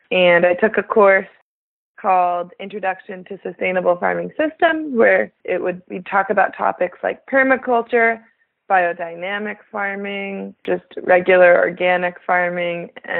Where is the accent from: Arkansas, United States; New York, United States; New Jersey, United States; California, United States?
New Jersey, United States; moved away as an adult; also born or lived in Vermont; now in Vancouver, Washington, United States; I grew up in New Jersey and then went to school in Vermont.